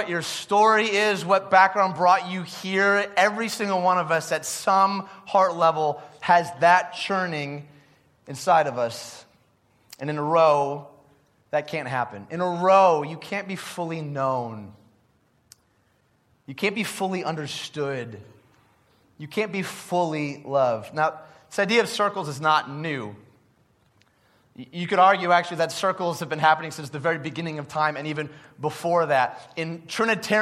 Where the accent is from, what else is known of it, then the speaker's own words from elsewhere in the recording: Detroit, Michigan, United States; growing up in Detroit